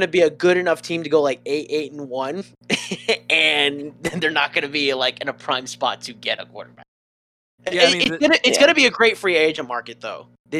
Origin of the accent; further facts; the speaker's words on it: Arizona, United States; I'm from Arizona. We were born and raised in Arizona.